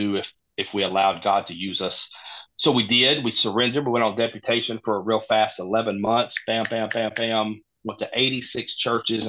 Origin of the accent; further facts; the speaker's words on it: Gainesville, Texas, United States; moved away as an adult; my hometown, Gainesville, Texas.